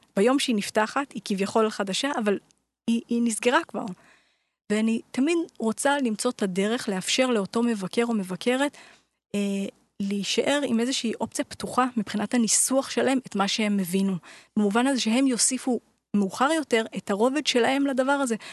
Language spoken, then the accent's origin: Hebrew; Jerusalem, Jerusalem District, Israel; גדלתי בירושלים